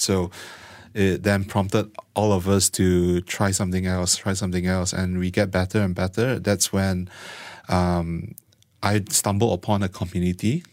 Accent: Malaysia; born and raised in Malaysia.

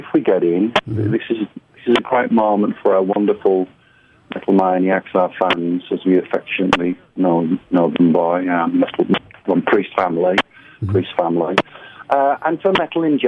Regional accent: United Kingdom; As a British metalhead from a British heavy metal band

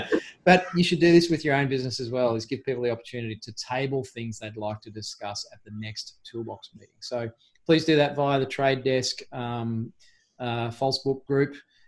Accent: Queensland, Australia; I'm not a Queenslander anymore.

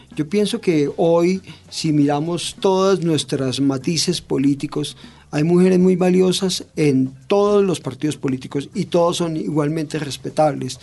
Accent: Colombia; yo me siento como colombiano

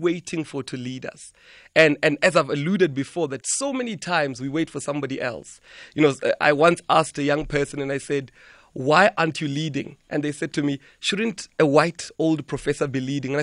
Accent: Venda, Limpopo, South Africa; I grew up in South Africa, in Limpopo, in Venda

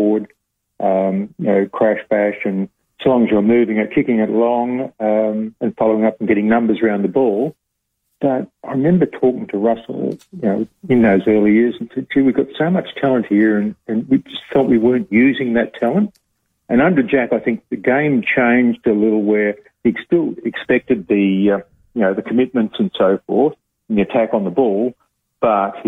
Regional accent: Bendigo, Victoria, Australia; moved away; also born or lived in Mount Gambier / Adelaide; I was born in Bendigo and lived most of my life in Victoria. I only moved to Mount Gambier a year or so before I came up to Adelaide

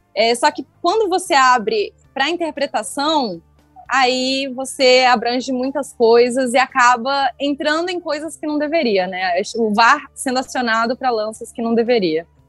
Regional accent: Criciúma, Santa Catarina, Brazil; Eu sou de Criciúma, então frequentei muito o Heriberto Wilson.

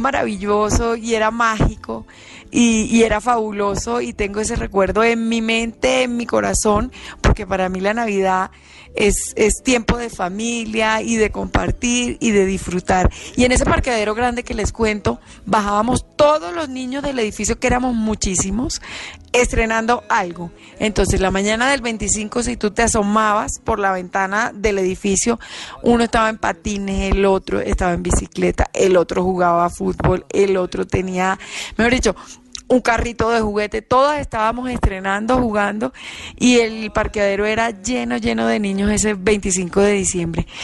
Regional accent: Santa Marta, Magdalena, Colombia; yo soy de Santa Marta, viví toda mi vida en un edificio

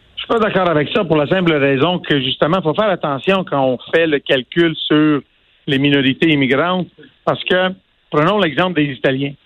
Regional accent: Quebec, Canada; Je suis né au Québec

